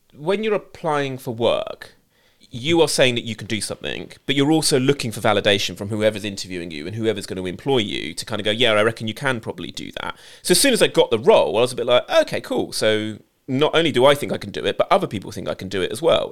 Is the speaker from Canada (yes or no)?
no; United Kingdom; as a British Asian who went to an pretty much predominantly, if not all, white school